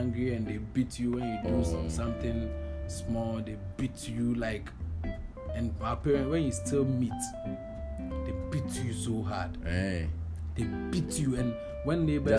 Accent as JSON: {"language": "English", "town": "Accra", "region": "Greater Accra", "country": "Ghana", "tie": "born or raised there", "also_born_or_lived": "Abuakwa", "said": "I grew up in Accra actually"}